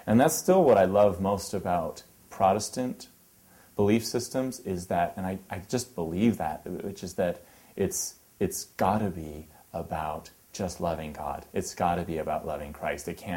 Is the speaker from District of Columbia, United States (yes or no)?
no; Los Gatos, California, United States; also born or lived in Davis, California / Lawrence, Kansas; I grew up in Los Gatos, California